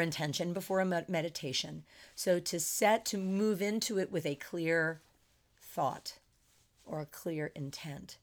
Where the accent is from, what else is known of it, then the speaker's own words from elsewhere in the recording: Philadelphia, Pennsylvania, United States; moved away as an adult; also born or lived in Chicago / San Francisco Bay Area; now in Las Vegas, United States; born and raised in the suburbs of Philadelphia.